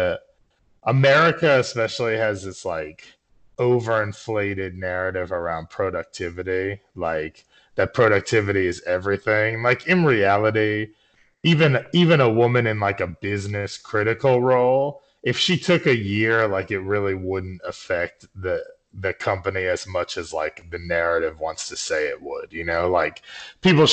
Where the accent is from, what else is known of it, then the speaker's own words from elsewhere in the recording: Northeast, United States; I'm from the Northeast